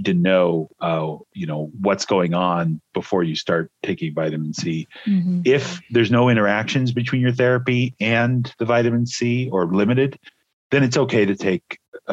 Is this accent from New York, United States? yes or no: no; Illinois, United States; moved away as an adult; now in Corvallis, Oregon, United States; I'm originally from Illinois